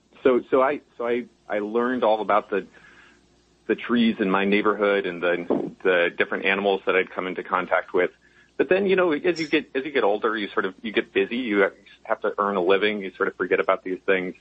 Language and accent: English; Nevada City, California, United States; also born or lived in Berkeley, California; we moved up to Nevada City, up about halfway between Sacramento and Tahoe in the California foothills. And that was a lovely place to grow up